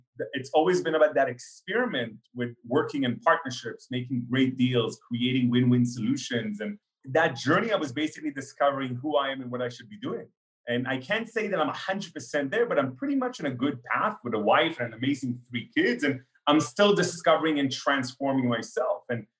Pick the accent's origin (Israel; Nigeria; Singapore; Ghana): Israel; born there; also born or lived in Canada / Russia; You know, I was born in Israel, but then lived in Canada, Israel, and Russia for 10 years each in my life.